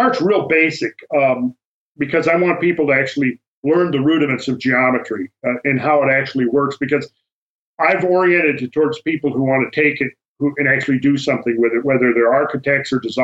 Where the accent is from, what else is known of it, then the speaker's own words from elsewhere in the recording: near Minneapolis, Minnesota, United States; moved away; I'm from Minnesota. I grew up in Minnesota